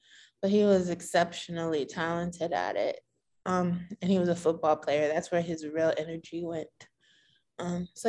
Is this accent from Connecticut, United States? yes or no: yes; Bridgeport, Connecticut, United States; also born or lived in California / Norwalk / Boston; I was born in Bridgeport. We lived in California for like 4 or 5 years. And we moved back to be closer to the larger part of my family.